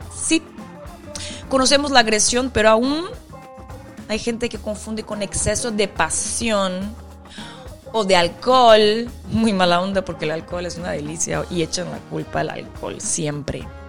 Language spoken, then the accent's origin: Spanish; Brazil; yo como brasileña